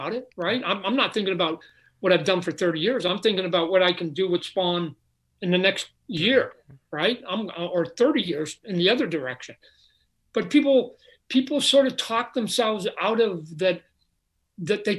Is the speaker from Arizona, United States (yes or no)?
yes; Phoenix, Arizona, United States; I'm from Phoenix.